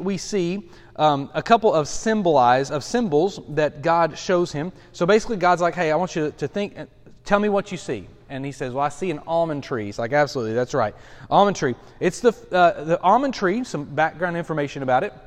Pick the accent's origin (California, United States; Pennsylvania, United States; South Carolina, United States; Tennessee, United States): Tennessee, United States; Lenoir City; I consider Lenore City, Loudoun, my hometown